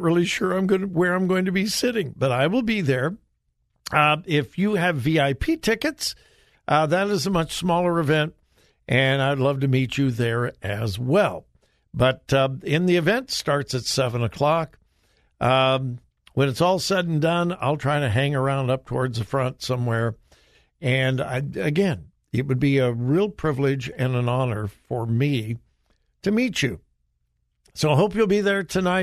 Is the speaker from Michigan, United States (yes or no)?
no; Southern California, United States; moved away; I'm originally from Southern California